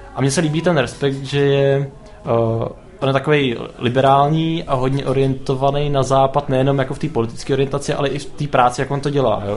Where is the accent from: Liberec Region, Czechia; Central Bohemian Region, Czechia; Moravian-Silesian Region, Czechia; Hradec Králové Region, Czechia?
Central Bohemian Region, Czechia; Zvěstov; Zvěstov je vesnice, odkud pocházím